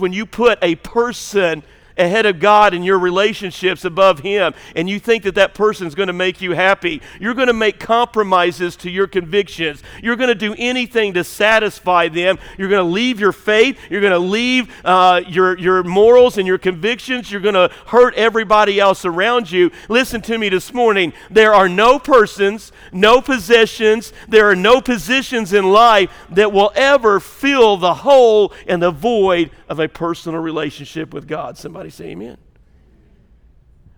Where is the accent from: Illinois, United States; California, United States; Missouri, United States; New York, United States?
Illinois, United States; moved away; I'm from Illinois